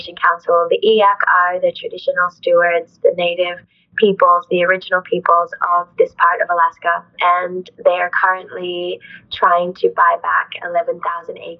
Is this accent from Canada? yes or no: no; Australia; also born or lived in Huánuco, Peru; we immigrated to Australia when I was two, my mom raised me with a lot of ancestral pride